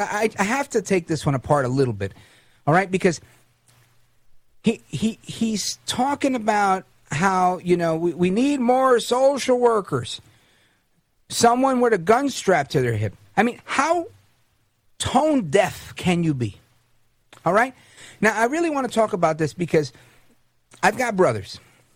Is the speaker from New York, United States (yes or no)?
yes; Brooklyn, New York, United States; also born or lived in Hudson County, New Jersey; I was born in Brooklyn, so I'm always partial to New York City. I'm in Jersey now. Hudson County was where I grew up as a teenager after moving from Brooklyn.